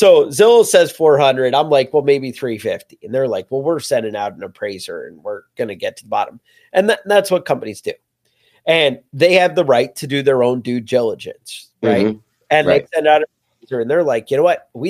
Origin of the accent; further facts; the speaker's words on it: New York, United States; as a New Yorker